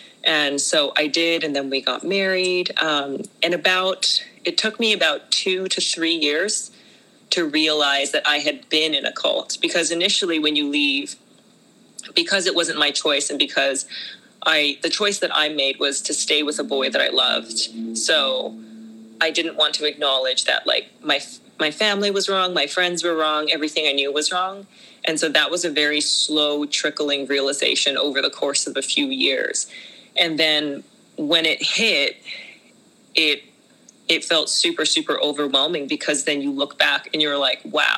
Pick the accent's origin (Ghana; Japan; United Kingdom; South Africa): Japan; moved away as an adult; also born or lived in China; So I was born in China and I was raised in Japan, and I actually grew up in a cult called the Children of God.